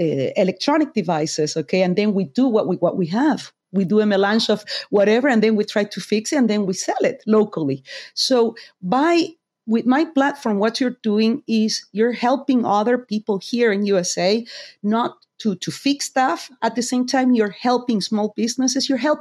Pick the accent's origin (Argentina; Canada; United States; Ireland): Argentina; moved away; I'm from Argentina